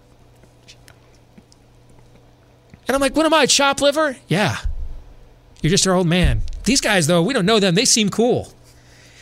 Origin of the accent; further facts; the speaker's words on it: Michigan, United States; growing up in Michigan